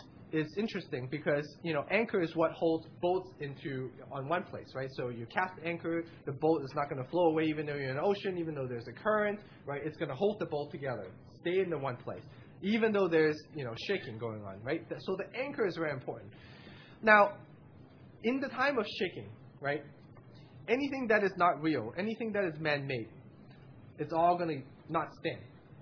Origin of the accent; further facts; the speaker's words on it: West Coast, United States; And I have because I came from the West Coast.